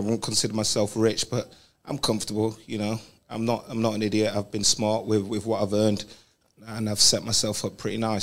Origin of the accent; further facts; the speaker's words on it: London, United Kingdom; we're both from London or England.